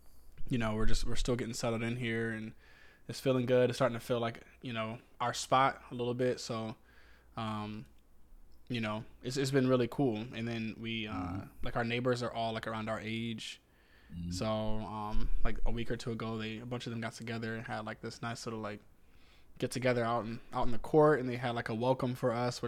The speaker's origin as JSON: {"language": "English", "region": "Southern Virginia", "country": "United States", "moved": "as an adult", "lives_now": "Northern Virginia, United States", "said": "I'm from Southern Virginia. So like knowing all of your neighbors and knowing them by name and, you know, just being a little more personable is kind of where I come from."}